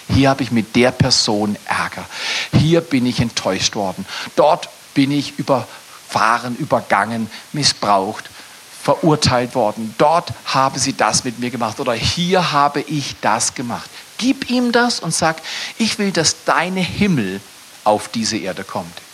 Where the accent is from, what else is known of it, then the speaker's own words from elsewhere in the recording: Freiburg, Baden-Württemberg, Germany; also born or lived in Dallas, United States / Toronto, Canada / Fort McMurray, Canada; Ich habe in Dallas studiert, ich habe in Toronto gelebt, ich habe in Fort McMurray gelebt, aber ich komme aus Freiburg, wegen eine Kleinstadt.